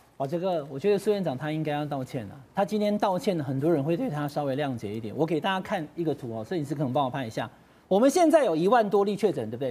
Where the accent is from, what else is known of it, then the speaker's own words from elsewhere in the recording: Taiwan; 我们台湾人